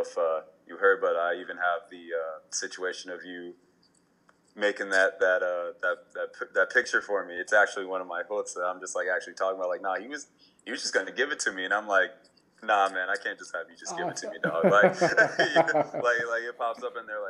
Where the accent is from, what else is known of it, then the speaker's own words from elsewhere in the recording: Minnesota, United States; also born or lived in East Coast; now in Los Angeles, United States; I'd like to say I'm homegrown from Minnesota, but was born on the East Coast. Came over to Minnesota, and now I'm out here